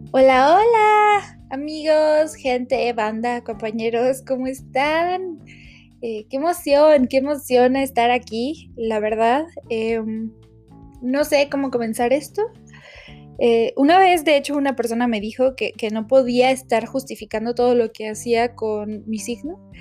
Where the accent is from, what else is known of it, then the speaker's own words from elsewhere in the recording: Mexico; desde mi percepción como mexicana